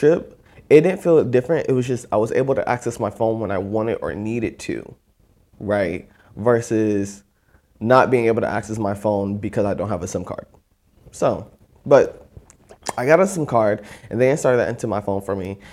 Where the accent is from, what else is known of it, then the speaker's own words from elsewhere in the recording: Orlando, Florida, United States; we're both from Florida. I'm from here in Orlando